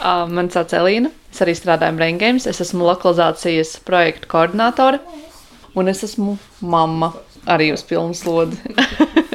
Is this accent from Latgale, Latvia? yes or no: no; Riga, Latvia; es esmu rīdziniece un uh, praktiski visu mūžu, ņemot vienu gadu, esmu dzīvojusi arī tieši imantā